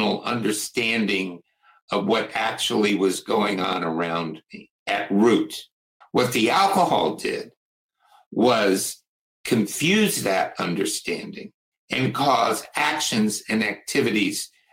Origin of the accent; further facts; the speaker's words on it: United States; I'm from Washington